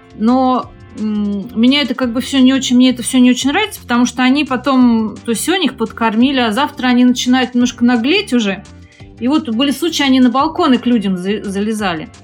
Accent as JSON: {"language": "Russian", "region": "Moscow", "country": "Russia", "moved": "as an adult", "lives_now": "Malaysia", "said": "Я вообще из Москвы"}